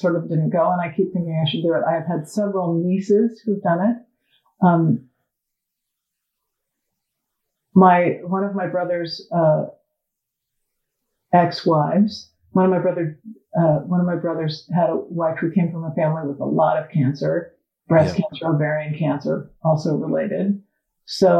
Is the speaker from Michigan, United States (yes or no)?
no; Portland, Oregon, United States; now in Los Angeles, United States; I grew up in Portland, Oregon